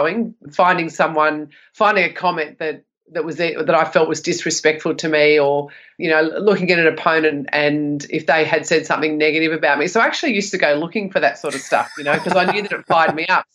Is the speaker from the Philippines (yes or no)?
no; Sydney, New South Wales, Australia; I grew up in Western Sydney